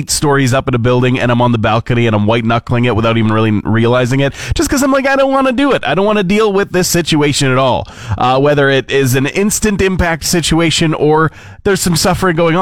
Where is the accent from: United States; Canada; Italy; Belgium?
Canada; Fort McMurray, Alberta; moved away as an adult; also born or lived in Edmonton; when I moved out on my own from Fort McMurray into Capital City, into Edmonton